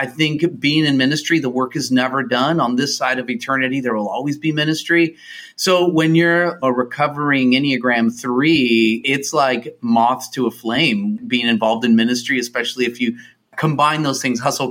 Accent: United States; I was born in the U.S.

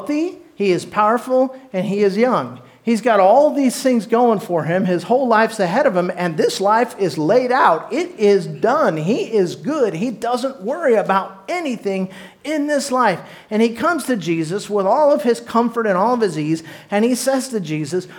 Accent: Orange County, Southern California, United States; I was born in Southern California, down by the beach in Orange County

